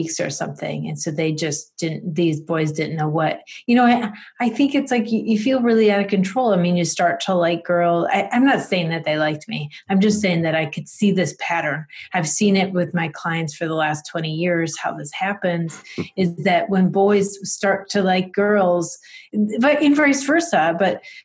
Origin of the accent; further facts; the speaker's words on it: Rochester, New York, United States; I'm in Rochester, New York. So it's upstate New York in the western side